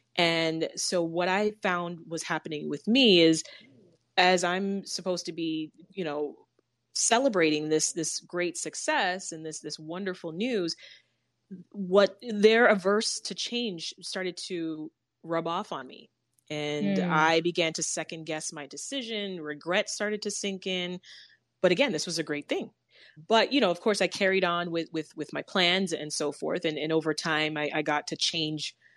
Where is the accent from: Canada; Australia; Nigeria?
Canada; moved away as an adult; I'm from Canada.